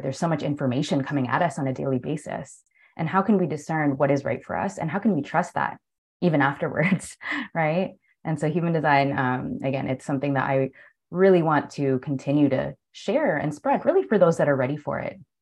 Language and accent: English; Toronto, Ontario, Canada; moved away as an adult; now in Spain; I'm from Toronto and it's like freezing cold